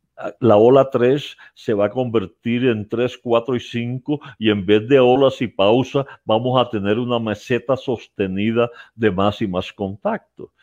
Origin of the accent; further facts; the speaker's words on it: Colombia; mi patria, Colombia